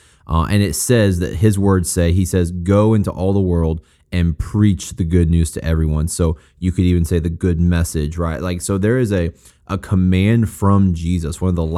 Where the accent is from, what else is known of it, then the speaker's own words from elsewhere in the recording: Missouri, United States; I am also from Missouri